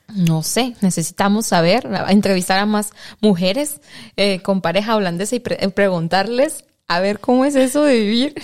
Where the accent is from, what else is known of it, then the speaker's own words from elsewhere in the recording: Mexico; now in Netherlands; yo como mexicana